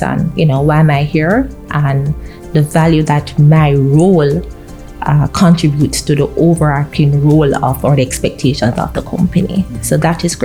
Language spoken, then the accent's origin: English; Kingston, Jamaica; No, I'm not from St. Anne. I am Kingston bred, born and bred.